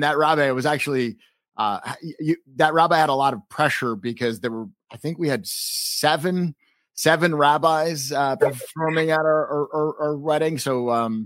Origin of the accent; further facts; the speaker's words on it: New City, New York, United States; I grew up in Rockland County, New York, in New City, not far from Muncie